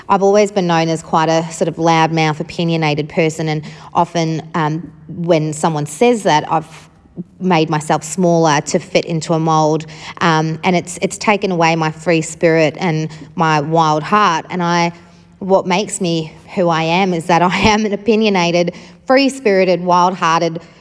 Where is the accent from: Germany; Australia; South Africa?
South Africa; starting at the beginning with where I grew up, I grew up in South Africa